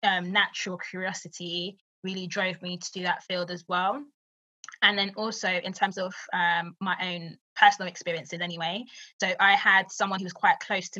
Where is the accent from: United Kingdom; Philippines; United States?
United Kingdom; London; I grew up in East London, grew up in what they would call the hood